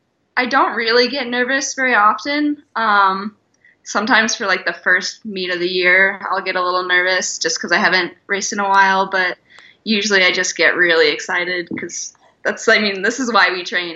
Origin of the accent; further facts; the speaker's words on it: Sioux City, Iowa, United States; moved away as an adult; also born or lived in Arizona; I'm from Sioux City, Iowa.